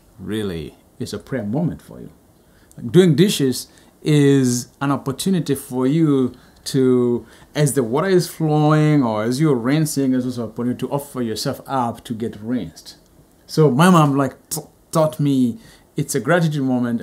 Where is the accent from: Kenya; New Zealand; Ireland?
Kenya; moved away; I'm from Kenya